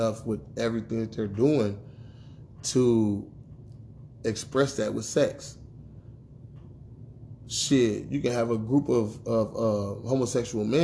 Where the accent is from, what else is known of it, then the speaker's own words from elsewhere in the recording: United States; as black men growing up in America